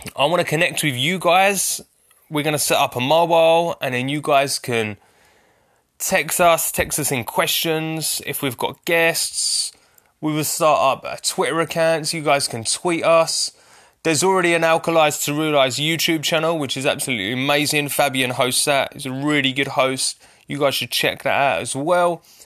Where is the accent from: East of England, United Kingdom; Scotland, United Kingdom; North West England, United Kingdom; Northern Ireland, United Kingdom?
East of England, United Kingdom; Essex; I'm from Essex